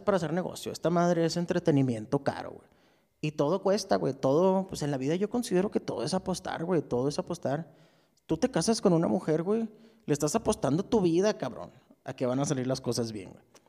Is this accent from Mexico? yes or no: yes; Ciudad Juárez, Chihuahua, Mexico; Yo soy de Ciudad Juárez